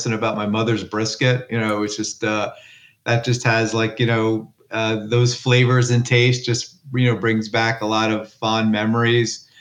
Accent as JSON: {"language": "English", "region": "northern New Jersey", "country": "United States", "tie": "born or raised there", "also_born_or_lived": "London", "said": "I grew up in northern New Jersey, and it didn't, you know, I didn't really move too far off from there"}